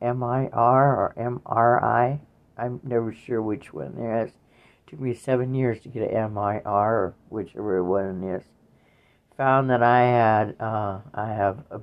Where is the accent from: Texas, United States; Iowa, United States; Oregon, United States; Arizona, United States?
Iowa, United States; Waukon; my hometown was in Iowa, in Waukon, Iowa